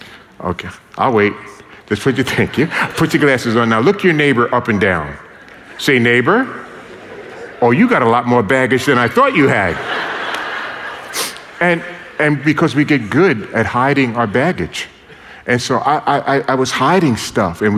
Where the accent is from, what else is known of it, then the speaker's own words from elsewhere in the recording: New York City, New York, United States; born and raised in New York City, I grew up in a very dysfunctional family.